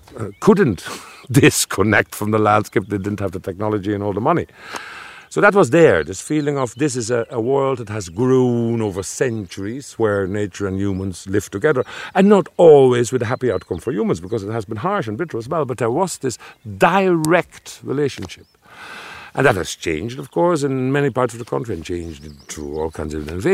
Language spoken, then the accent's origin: English; Netherlands; now in Ireland